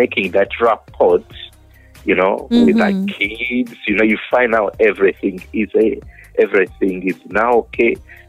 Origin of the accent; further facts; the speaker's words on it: Busia District, Eastern Region, Uganda; I grew up in Busia district, sub-county Masaf, and the village is Mawanga.